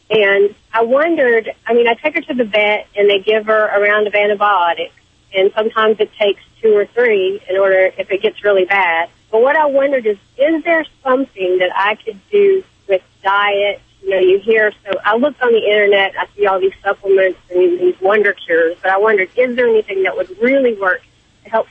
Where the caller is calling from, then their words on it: Kentucky, United States; From Kentucky.